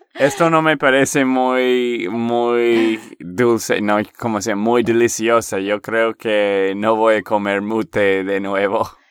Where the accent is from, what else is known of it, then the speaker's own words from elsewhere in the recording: Texas, United States; de Texas, Estados Unidos